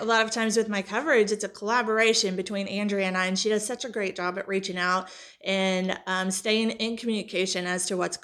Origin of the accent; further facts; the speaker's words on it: Hannibal, Missouri, United States; I grew up in Hannibal